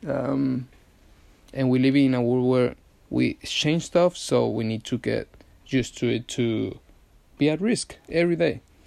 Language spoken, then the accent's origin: English; Venezuela; now in London, United Kingdom; I'm from Venezuela. Hence the accent.